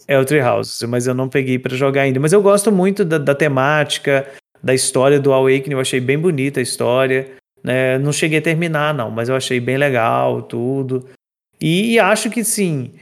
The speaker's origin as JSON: {"language": "Portuguese", "region": "Minas Gerais", "country": "Brazil", "said": "eu sou de Minas. E eu moro no interior"}